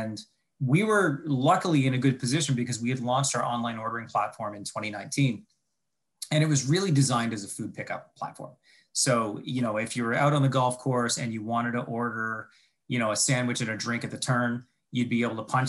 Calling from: Ontario, Canada; So I'm calling in from, I'm just looking out my window here, from a very snowy town just a little bit outside of Toronto. So in the Great White North, as you might want to call it.

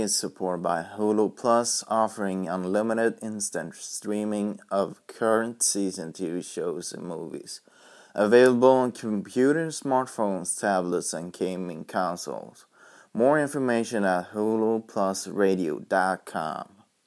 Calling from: Arvika, Värmland, Sweden; I'm calling from Sweden, Arvika

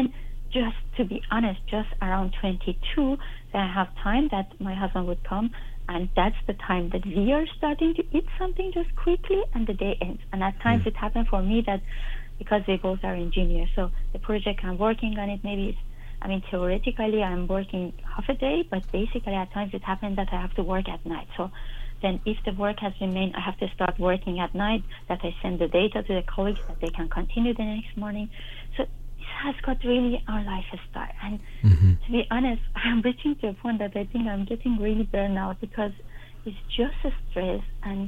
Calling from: Germany; I'm calling you from Germany.

